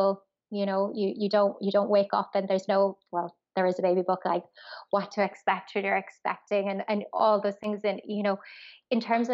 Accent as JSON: {"language": "English", "country": "Ireland", "moved": "as an adult", "said": "as an expat, like I'm from Ireland"}